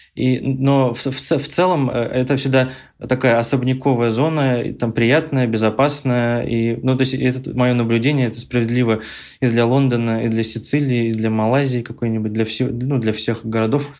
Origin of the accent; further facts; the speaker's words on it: Ufa, Bashkortostan, Russia; moved away; я родом из Уфы